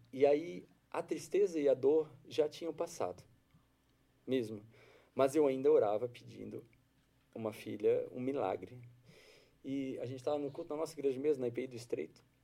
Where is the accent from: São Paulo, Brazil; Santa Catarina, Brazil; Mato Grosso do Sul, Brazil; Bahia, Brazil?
Santa Catarina, Brazil; Florianópolis; Eu sou aqui de Florianópolis.